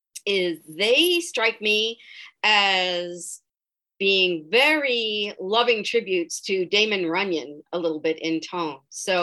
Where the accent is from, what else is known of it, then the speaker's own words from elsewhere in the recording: New York, United States; accent: New York; I grew up in New York, so I, every once in a while, you can still hear that accent.